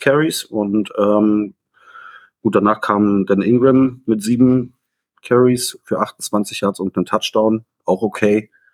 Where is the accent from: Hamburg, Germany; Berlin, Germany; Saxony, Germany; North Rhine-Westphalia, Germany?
Berlin, Germany; ich komme aus Berlin